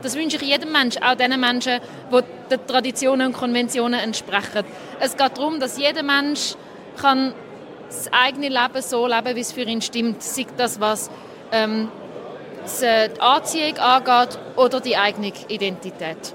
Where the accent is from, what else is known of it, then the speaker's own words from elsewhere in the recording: Zurich, Switzerland; ich bin 33, ich bin aus Zürich